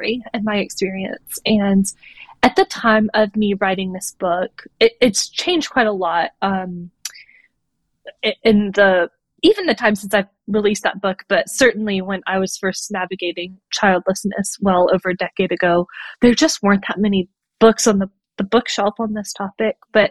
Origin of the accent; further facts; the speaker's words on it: North Carolina, United States; now in Washington, D.C., United States; I grew up in North Carolina with my family